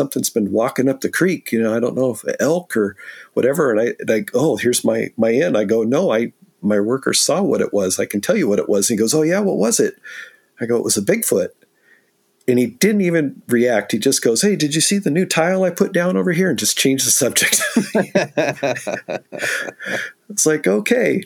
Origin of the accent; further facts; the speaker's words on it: San Diego, California, United States; now in Pacific Northwest, United States; born and raised in San Diego